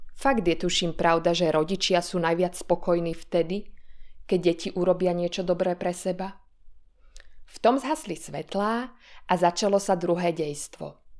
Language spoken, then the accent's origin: Slovak; Slovakia; u mňa doma na Slovensku